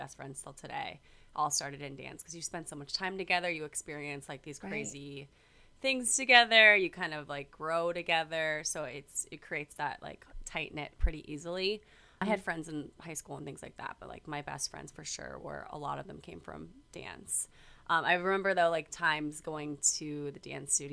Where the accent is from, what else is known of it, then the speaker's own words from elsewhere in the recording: Virginia Beach, Virginia, United States; moved away as an adult; I was born and raised in Virginia Beach, Virginia